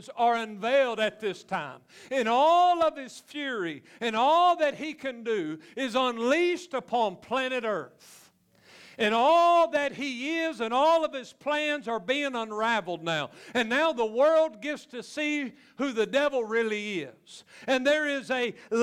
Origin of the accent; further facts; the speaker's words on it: Louisiana, United States; I'm just from Louisiana